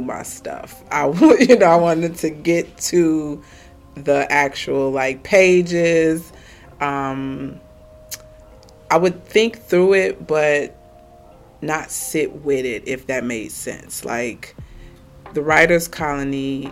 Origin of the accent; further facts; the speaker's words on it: Chicago, Illinois, United States; I am born and raised in Chicago, Illinois